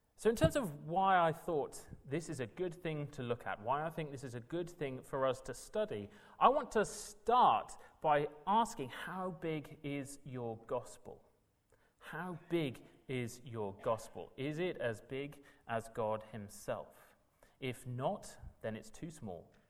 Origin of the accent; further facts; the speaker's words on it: South Wales, United Kingdom; moved away as an adult; also born or lived in Manchester; now in London, United Kingdom; I'm from South Wales